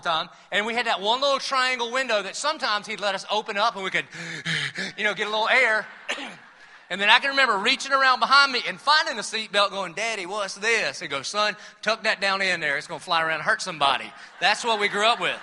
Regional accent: Dillon, South Carolina, United States; now in Jacksonville, United States; I'm from Dillon, South Carolina

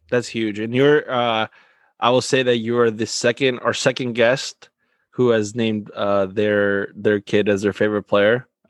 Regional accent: Argentina; moved away; I'm from Argentina.

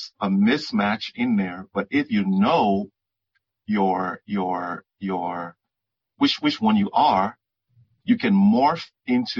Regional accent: Liberia; moved away; I was born in West Africa, Liberia

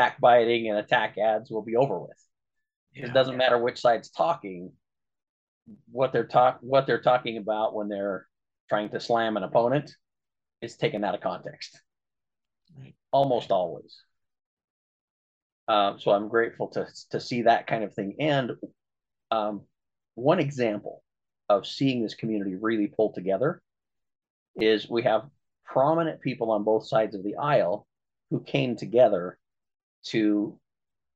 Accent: Orangeville, Utah, United States; moved away as an adult; also born or lived in Emery County, Utah; now in Grand Junction, United States; is also from Orangeville, Utah, my hometown.

